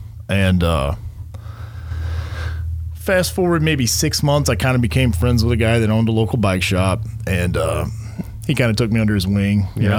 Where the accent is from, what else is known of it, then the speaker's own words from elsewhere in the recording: Missouri, United States; moved away; I come from Missouri